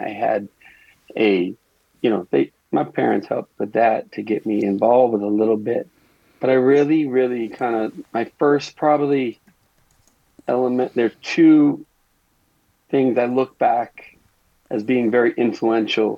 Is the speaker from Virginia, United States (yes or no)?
no; Brookline, Massachusetts, United States; I grew up outside of Boston, Brookline, Massachusetts